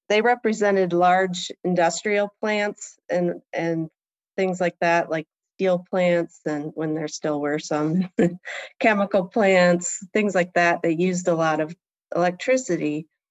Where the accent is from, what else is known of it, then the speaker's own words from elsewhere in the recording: Port Clinton, Ohio, United States; also born or lived in Kalamazoo, Michigan / New York / Germany; And that's where I really grew up in Port Clinton, Ohio, which is a small town